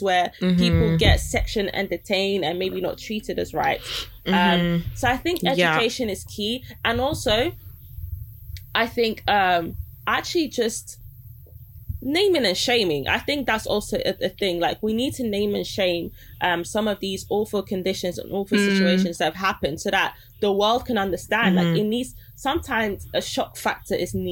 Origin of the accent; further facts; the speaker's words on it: Nigeria; I'm Nigerian